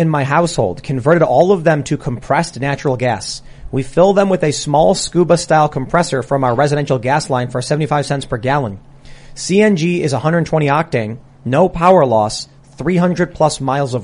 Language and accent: English; Chicago, Illinois, United States; Villa Rosa and Danny's Pizza were the local pizza places I used to eat at when I was growing up